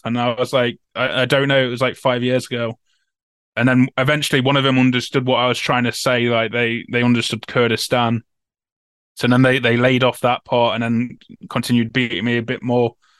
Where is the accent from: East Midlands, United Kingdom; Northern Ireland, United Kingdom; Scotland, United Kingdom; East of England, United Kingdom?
East Midlands, United Kingdom; Nottingham; I'm from Nottingham as well